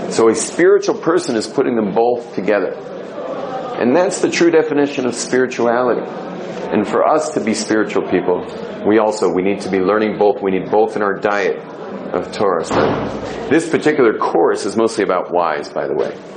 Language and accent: English; California, United States; moved away as an adult; I was just hippie from California